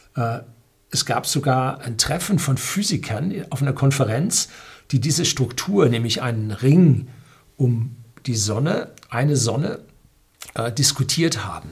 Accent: North Rhine-Westphalia, Germany; als Jugendlicher in Nordrhein-Westfalen

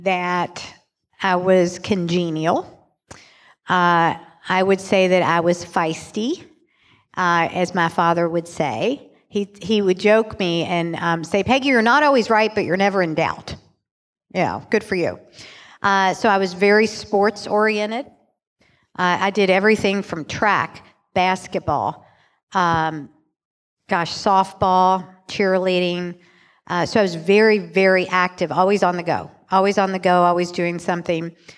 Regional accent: Louisville, Kentucky, United States; also born or lived in Chicago; I'm born and raised in Louisville

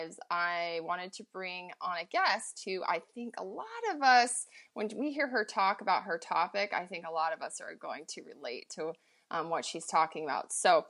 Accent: Montana, United States; Ryan's in the backcountry on his late season mule deer hunt in my home state of Montana.

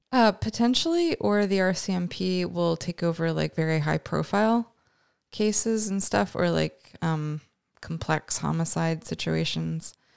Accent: Canada; we're both Canadian

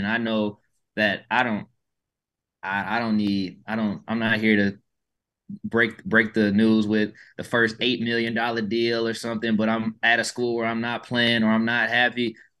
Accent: Atlanta, Georgia, United States; moved away as an adult; now in Houston, United States; I'm from Atlanta, and I've lived in Houston these past 4 years.

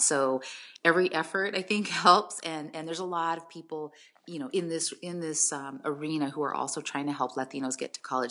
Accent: San Jose, California, United States; also born or lived in Tracy, California; now in San Diego, United States; San Jose. I grew up in San Jose, and I lived there

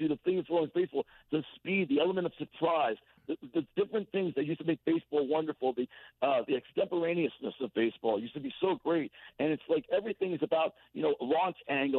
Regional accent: Westchester, New York, United States; also born or lived in Bronx, New York; now in Massachusetts, United States; I was born in the Bronx, raised in Westchester.

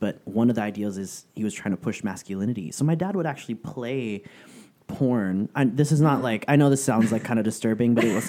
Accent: San Francisco, California, United States; moved away as an adult; now in Southern California, United States; I'm originally from San Francisco, and it wasn't until I moved to Southern California. Because I moved down here in 2006, it was originally for school.

